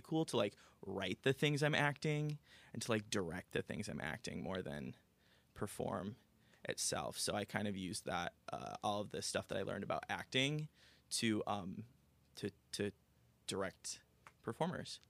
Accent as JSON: {"language": "English", "town": "Aurora", "country": "United States", "tie": "born or raised there", "moved": "as an adult", "lives_now": "Los Angeles, United States", "said": "I am originally from Aurora, born and raised"}